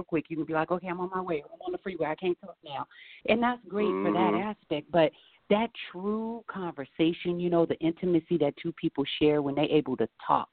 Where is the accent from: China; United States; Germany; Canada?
United States; Seattle, Washington; I'm from Seattle